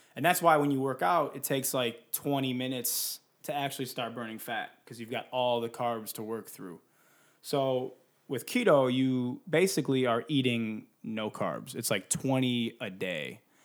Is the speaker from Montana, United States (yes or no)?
no; Detroit, Michigan, United States; now in California, United States; I'm from Detroit, and so I'm used to, like, snow, thunderstorms, an occasional tornado warning.